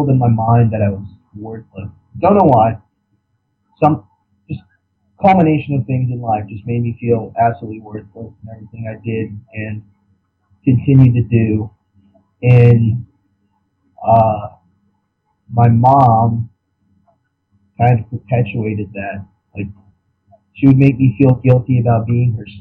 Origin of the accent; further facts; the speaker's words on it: Central Ohio, United States; moved away; I'm from Ohio